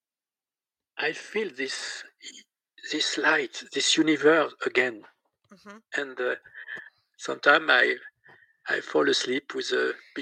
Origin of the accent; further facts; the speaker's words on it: Besançon, Bourgogne-Franche-Comté, France; accent: French; English is a second language; I'm French with my accent.